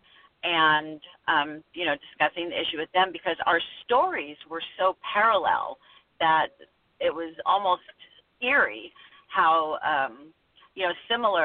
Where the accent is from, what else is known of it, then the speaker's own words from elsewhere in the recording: Los Angeles, California, United States; also born or lived in Northwest US; now in Pacific Northwest, United States; I'm actually from Los Angeles, grew up there, and I now live in the Northwest